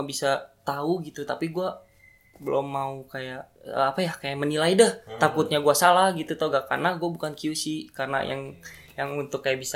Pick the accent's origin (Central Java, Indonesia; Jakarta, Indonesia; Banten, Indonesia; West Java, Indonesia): Jakarta, Indonesia; born there; Gue lahir di Jakarta dan gue sekarang sebagai barista di salah satu kopi Bogor.